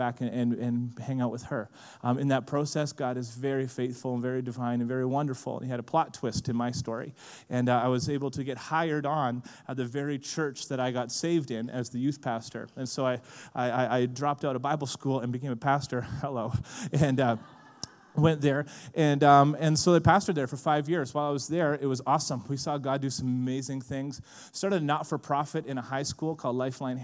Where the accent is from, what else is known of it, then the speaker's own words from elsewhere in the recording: Vancouver Island, British Columbia, Canada; I'm from Vancouver Island